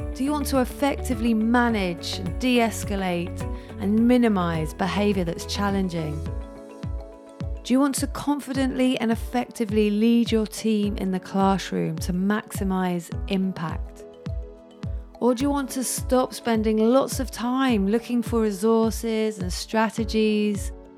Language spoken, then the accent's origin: English; Jersey; now in London, United Kingdom; I was born in Jersey. I grew up in Jersey. I now live in London